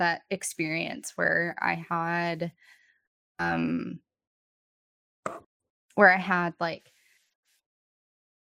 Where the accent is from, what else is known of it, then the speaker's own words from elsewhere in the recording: Texas, United States; moved away; growing up in our small Texas town, it's going to bring my accent back out